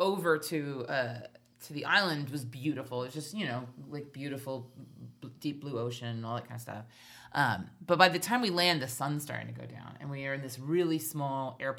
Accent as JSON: {"language": "English", "region": "Hawaii", "country": "United States", "tie": "born or raised there", "moved": "yes", "said": "We grew up in Hawaii"}